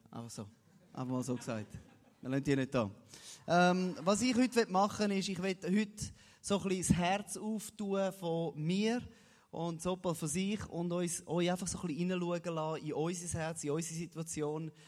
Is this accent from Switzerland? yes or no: yes; Switzerland; für mich als Schweizer